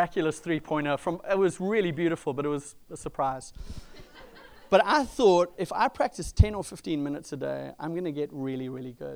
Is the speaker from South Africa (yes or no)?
yes; South Africa; moved away; I grew up in South Africa